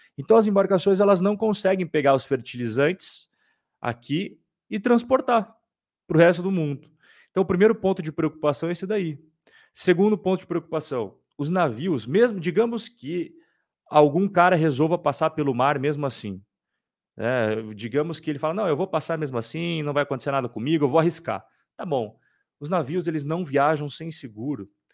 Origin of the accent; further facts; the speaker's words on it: Curitiba, Paraná, Brazil; Curitiba, meus compatriotas de Curitiba, os curitibanos